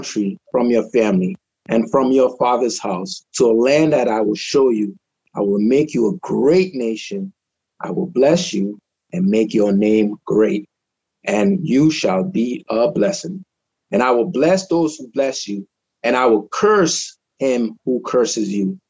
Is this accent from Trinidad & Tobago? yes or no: yes; Trinidad & Tobago; also born or lived in Rhode Island, United States; now in Florida, United States; I was born in Trinidad. I came in 87